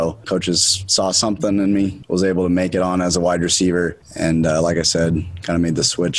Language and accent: English; Salt Lake City, Utah, United States; I'm from Salt Lake City, Utah. I went to Highland High School